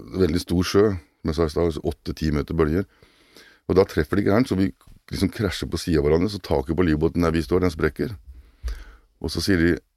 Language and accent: Norwegian; Kragerø, Telemark, Norway; moved away as an adult; also born or lived in Oslo; jeg er jo opprinnelig fra Kragerø, selv om jeg bodde i Oslo mange år